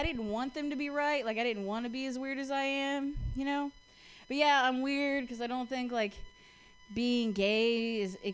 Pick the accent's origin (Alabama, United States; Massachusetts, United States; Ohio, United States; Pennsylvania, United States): Ohio, United States; Columbus; now in San Francisco, United States; I'm from Columbus. I was raised by, like, lesbian parents in the Midwest.